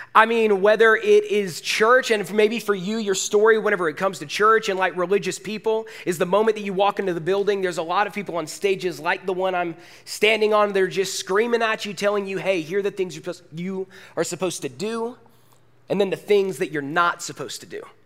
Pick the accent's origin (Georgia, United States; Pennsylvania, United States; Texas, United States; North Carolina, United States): Georgia, United States; Forsyth County; moved away as an adult; also born or lived in Woodstock; I am Forsyth County born and raised. I went to North Forsyth High School